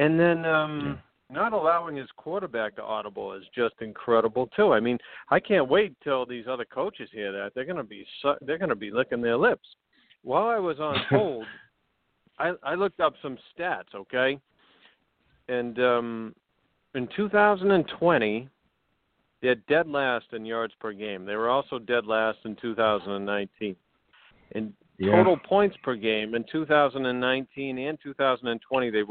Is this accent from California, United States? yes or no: no; Boston, Massachusetts, United States; moved away as an adult; also born or lived in Manhattan; now in New York, United States; I grew up in Boston, so I'm a Pats fan.